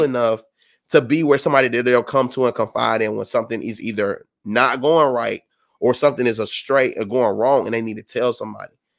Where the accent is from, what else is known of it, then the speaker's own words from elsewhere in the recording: South Carolina, United States; I'm from South Carolina